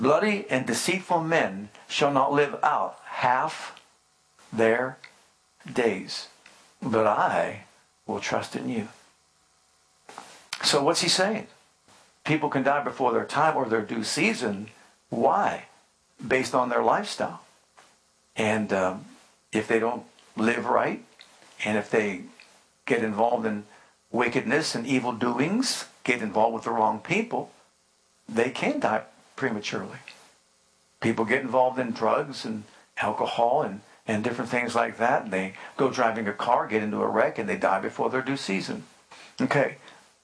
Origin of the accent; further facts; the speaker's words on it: Youngstown, Ohio, United States; I grew up in Youngstown, Ohio